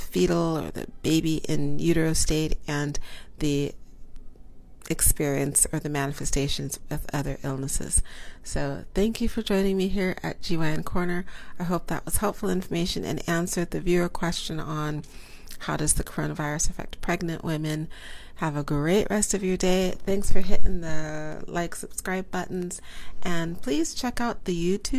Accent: Seattle, Washington, United States; moved away as an adult; now in New York City, United States; I grew up in Seattle.

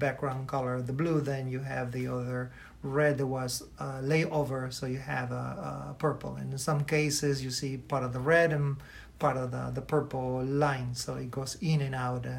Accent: Michoacán, Mexico; now in Chicago, United States; growing up, for example, in my hometown in the state of Michoacán

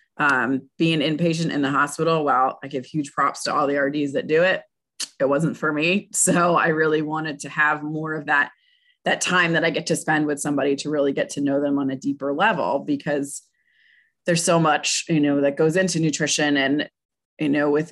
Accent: Pennsylvania, United States; moved away; I'm from Pennsylvania originally

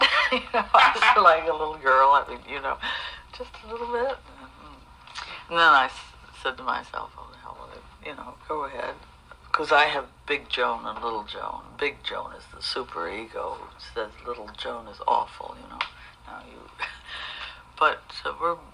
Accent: United States; now in France; I'm an American gestural painter

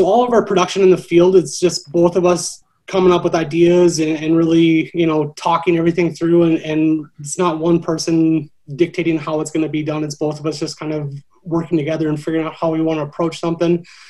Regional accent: Minot, North Dakota, United States; also born or lived in Milwaukee, Wisconsin; now in Bismarck, United States; Yeah, so I'm from Minot, North Dakota originally. I studied broadcast production at Minot State and worked in TV and for a couple different production companies in North Dakota and Milwaukee, Wisconsin.

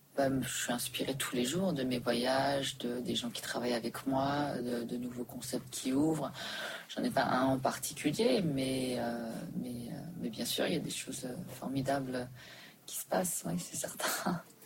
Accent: Switzerland; also born or lived in Dubai, United Arab Emirates / New York, United States; now in Paris, France; j'ai grandi en Suisse

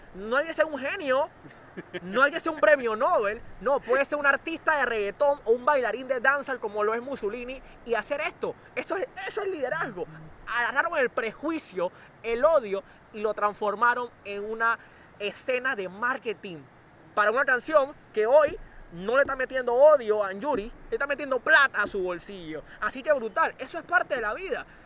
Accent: Panama; el joven que soy panameño normal y corriente

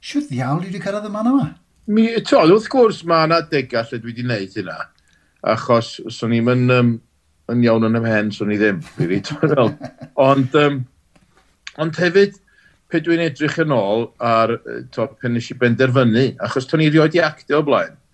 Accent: Wales, United Kingdom; dwi'n neud fy ngora fel Cymro Cymraeg, dwi'n byw yn angeredig, lle rili Cymraeg. Ie, yeah, dwi'n gweithio tu allan i Gymru, wrth gwrs, ond dwi wedi magu fy nheulu yng Nghymru drwy'r iaith Gymraeg

